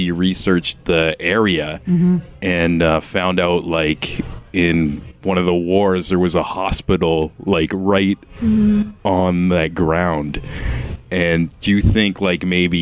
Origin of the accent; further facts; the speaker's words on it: Niagara Falls, Ontario, Canada; I'm from Niagara as well